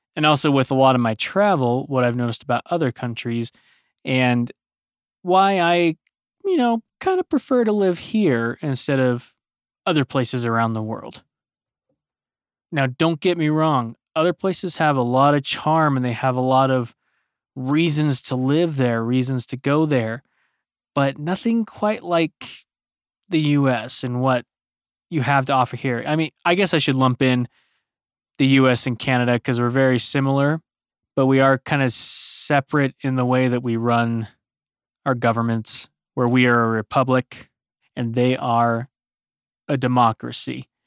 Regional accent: United States

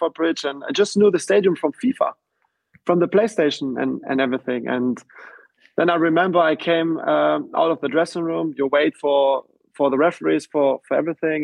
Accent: Stuttgart, Baden-Württemberg, Germany; moved away as an adult; now in London, United Kingdom; I was playing for my hometown club in Stuttgart

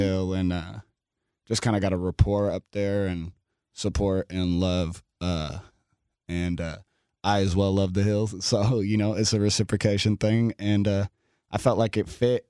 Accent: Seattle, Washington, United States; I grew up in South Seattle, like Skyway Rainier Beach

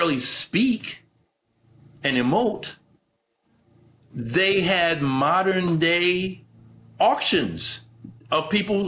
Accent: United States; as American citizens

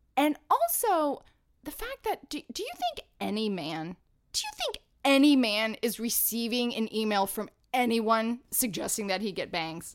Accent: Atlanta, Georgia, United States; now in New York City, United States; when I was growing up in Atlanta doing professional children's theater

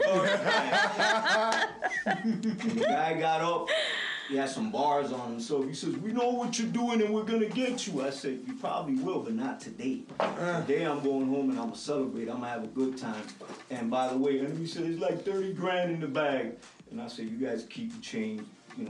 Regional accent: Bronx, New York, United States; now in Miami, United States; I moved out here from the Bronx in like 1974, and you know, I was loving the music out here.

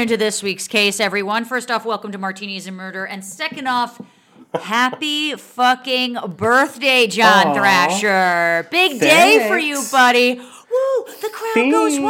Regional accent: Montclair, New Jersey, United States; The town that I grew up in Montclair, New Jersey, is about 30,000 people.

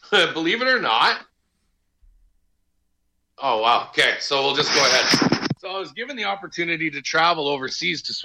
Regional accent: Canada; as Canadian citizens

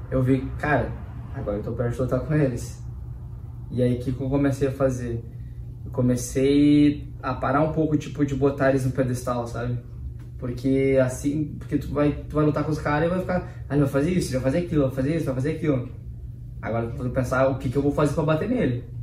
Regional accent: Porto Alegre, Rio Grande do Sul, Brazil; born there; eu nasci em Porto Alegre, né?

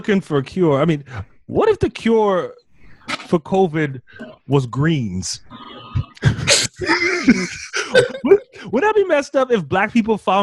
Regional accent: the Bay Area, California, United States; I'm from the Bay

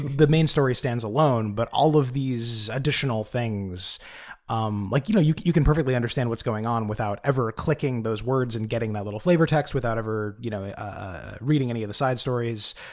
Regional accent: United States; as an American

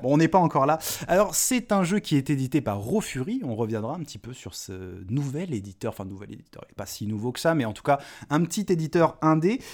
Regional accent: Lyon, Auvergne-Rhône-Alpes, France; moved away; je suis né à Lyon, euh, troisième, 3

